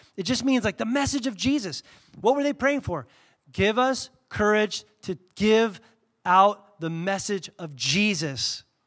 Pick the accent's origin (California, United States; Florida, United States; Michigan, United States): California, United States; Southern; moved away; I grew up in Southern California